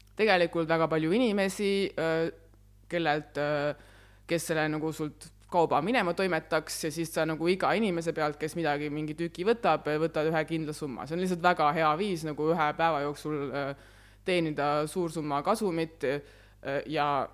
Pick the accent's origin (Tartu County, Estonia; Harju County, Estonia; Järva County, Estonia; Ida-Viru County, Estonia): Järva County, Estonia; Väätsa; ma olen pärit Väätsalt.